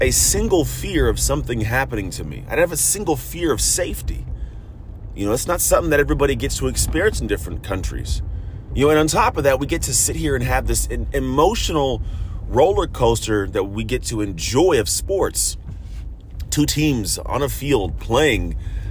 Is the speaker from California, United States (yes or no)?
yes; San Francisco Bay Area, California, United States; I come from the San Francisco Bay Area